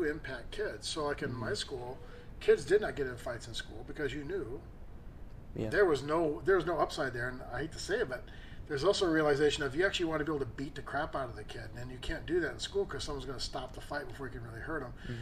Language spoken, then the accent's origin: English; Redford, Michigan, United States; moved away; I grew up in Redford, Virginia. So that's not Detroit. But, I mean, still, it's like the Detroit area